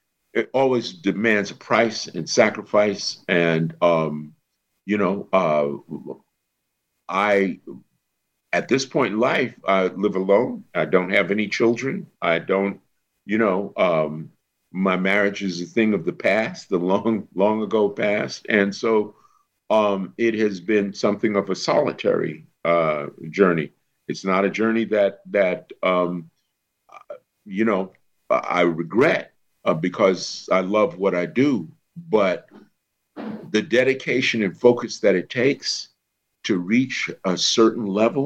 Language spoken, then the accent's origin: English; New York City, New York, United States; I'm from a project boy just off 125th Street